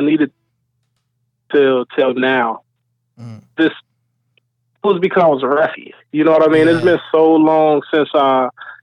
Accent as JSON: {"language": "English", "town": "Chicago", "region": "Illinois", "country": "United States", "tie": "born or raised there", "moved": "as an adult", "said": "I'm away from my hometown, Chicago"}